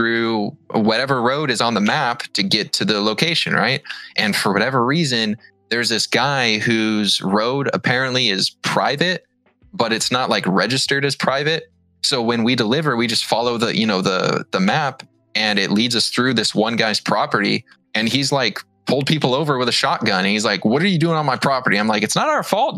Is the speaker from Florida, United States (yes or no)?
no; Seattle, Washington, United States; I am from the Seattle area.